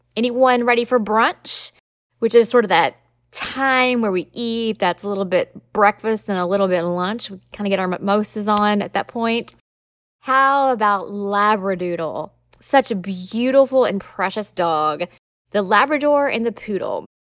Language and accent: English; Southern, United States; accent: Southern; my Southern accent